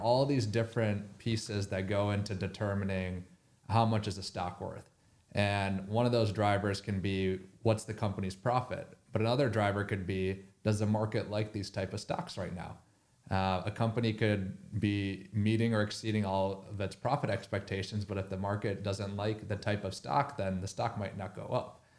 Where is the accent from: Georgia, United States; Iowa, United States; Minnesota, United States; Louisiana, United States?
Minnesota, United States; I grew up in Minnesota